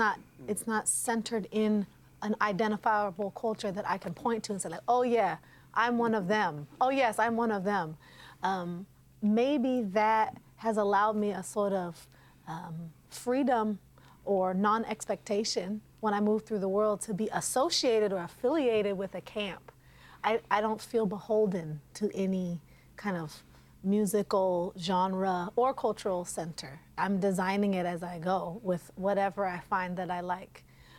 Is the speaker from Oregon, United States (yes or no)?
yes; Portland, Oregon, United States; Well, I grew up in what we call Inner Northeast Portland